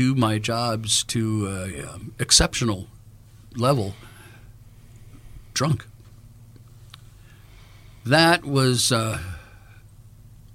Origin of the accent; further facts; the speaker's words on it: Los Angeles, California, United States; Born and raised in Los Angeles as a musician.